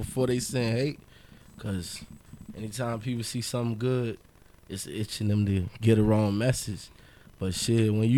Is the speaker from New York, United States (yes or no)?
no; Miami, Florida, United States; also born or lived in Allapattah, Miami / Lake Worth, Florida / Coconut Grove, Miami; I was born in Miami. I done lived everywhere from Miami to Palm Beach County